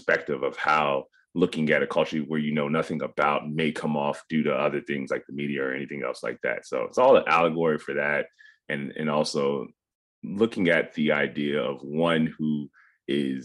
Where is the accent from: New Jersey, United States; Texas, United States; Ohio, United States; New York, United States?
Ohio, United States; Cincinnati; we were raised in a pretty small kind of tightly knit Ghanaian community in Cincinnati, Ohio